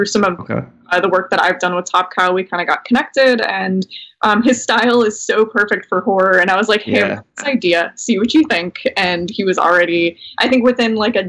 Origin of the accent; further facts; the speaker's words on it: Tampa, Florida, United States; now in New York, United States; I'm from Tampa and there's not a lot of ice there